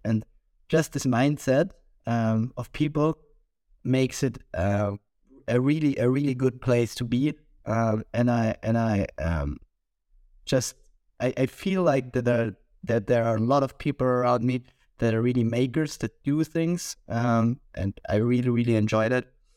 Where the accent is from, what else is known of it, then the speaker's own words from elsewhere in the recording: Vienna, Austria; English is a second language; moved away as an adult; now in Munich, Germany; I'm from Vienna